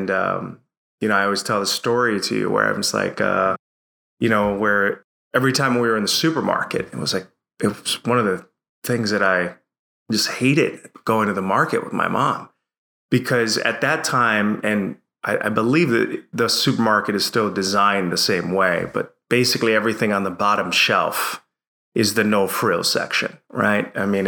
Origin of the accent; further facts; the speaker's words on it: Bridgeport, Connecticut, United States; I grew up in a city called Bridgeport, Connecticut. For those of you who know the Northeast, it's the metro area. It's close to Philly, New York City, in inner city in Connecticut.